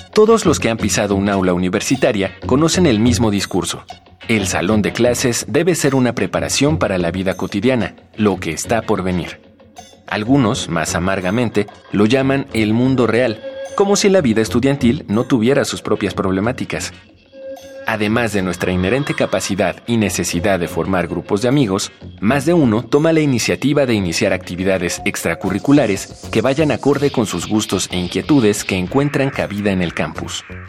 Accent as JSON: {"language": "Spanish", "town": "Quito", "region": "Pichincha", "country": "Ecuador", "said": "soy de aquí de la ciudad de Quito"}